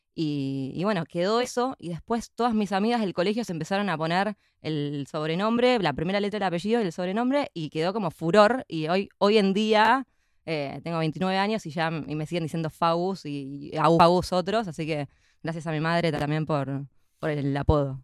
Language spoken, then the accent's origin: Spanish; San Isidro, Buenos Aires Province, Argentina; also born or lived in Palermo, Buenos Aires; nací en Argentina, en, Buenos Aires. Eh, soy de, San Isidro